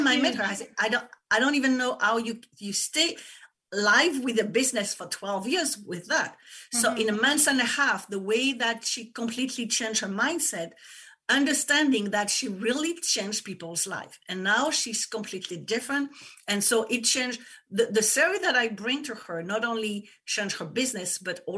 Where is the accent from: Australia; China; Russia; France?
France; English is a second language; moved away as an adult; now in United States; people probably noticed that I have an accent. I come from France, but I live in the US for 20 years.